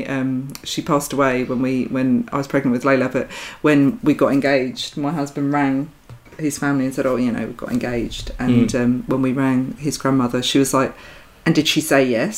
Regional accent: Essex, East of England, United Kingdom; I grew up in a really small town in Essex

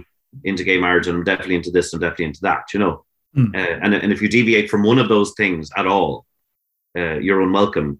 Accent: Greystones, Leinster, Ireland; I grew up in Greystones for about 5 years, and a lovely, lovely town

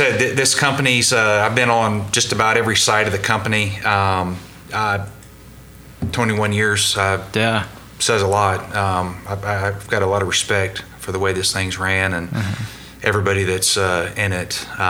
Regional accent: Norman, Oklahoma, United States; I've been with the company 21 years. Born and raised in Norman.

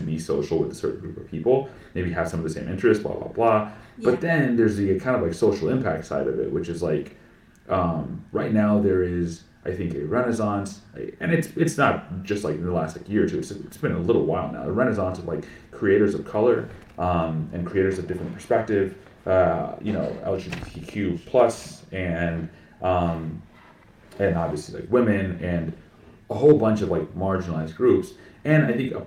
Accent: Plano, Texas, United States; also born or lived in Austin, Texas; I grew up in Plano, Texas.

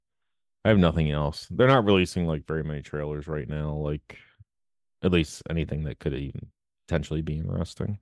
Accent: Elkton, United States; I grew up in the Allen part of Elkton, not in the Sticks part of Elkton.

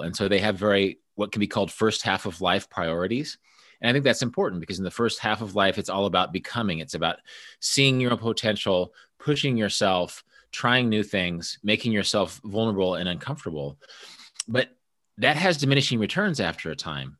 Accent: Kansas, United States; also born or lived in Busan, South Korea; we're both from Kansas

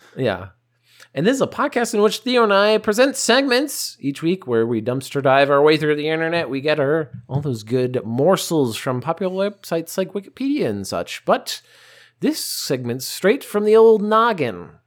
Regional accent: United States; accent: American; I'm American, whatever, because I speak with American accent

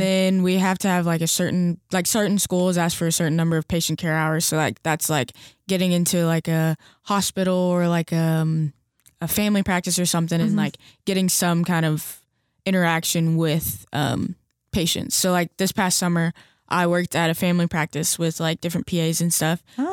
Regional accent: Hendersonville, Tennessee, United States; I'm from Hendersonville, Tennessee, which is like 20 minutes from Nashville.

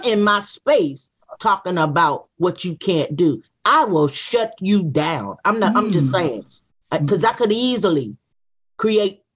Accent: Wilson, North Carolina, United States; also born or lived in Durham, North Carolina; I was born in Wilson, North Carolina, but at 11 and a half months old, I was taken to a hospital in Durham, North Carolina

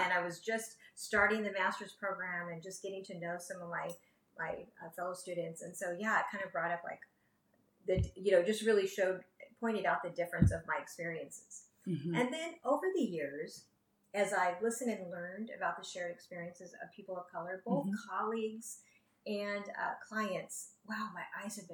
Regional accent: San Francisco Bay Area, California, United States; I grew up in the San Francisco Bay Area in a really diverse culture environment.

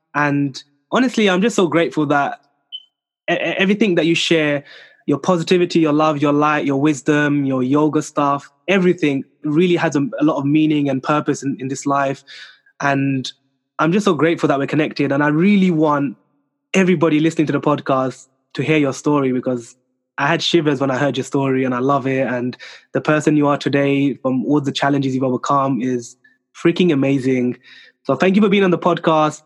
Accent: France; accent: French; my French accent

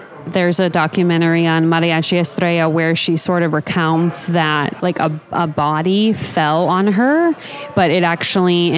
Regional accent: Topeka, Kansas, United States; I'm from Topeka. We'd go to like the same Mexican restaurant like at least three times a week growing up

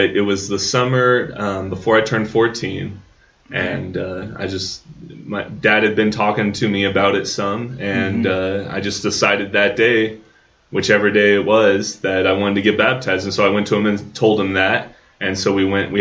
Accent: Southern Illinois, United States; We grew up in Southern Illinois

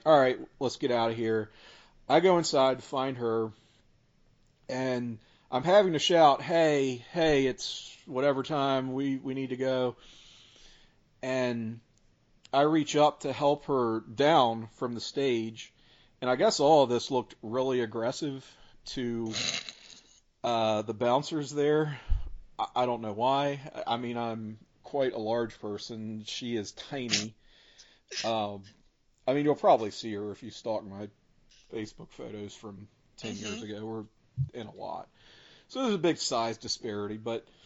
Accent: Richmond, United States; I was from Richmond

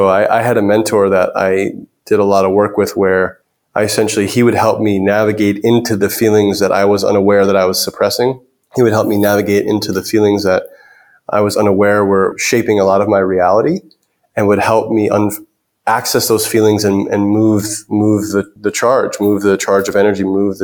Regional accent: New York City, New York, United States; I grew up in New York City

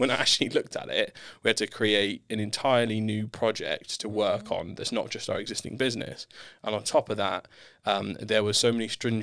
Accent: Southampton, South East England, United Kingdom; I grew up in Southampton, born and raised.

